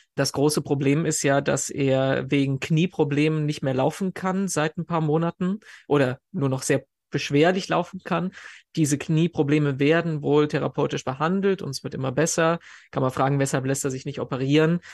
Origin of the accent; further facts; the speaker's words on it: Germany; bei uns in Deutschland